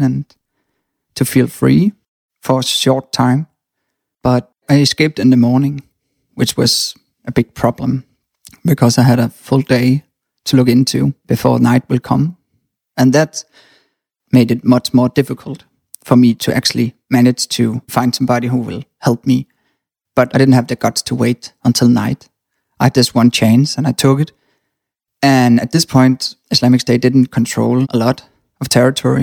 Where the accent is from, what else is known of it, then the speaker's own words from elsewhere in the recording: Denmark; I was born in Denmark